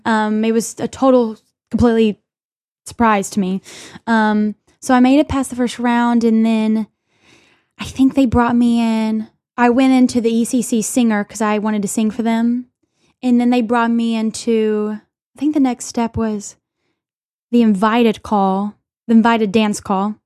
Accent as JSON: {"language": "English", "town": "Little Rock", "region": "Arkansas", "country": "United States", "tie": "born or raised there", "moved": "yes", "lives_now": "New York City, United States", "said": "I'm from Little Rock"}